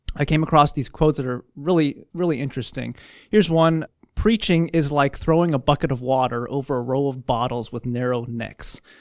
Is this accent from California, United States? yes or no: yes; California, United States; I'm from California. We talk faster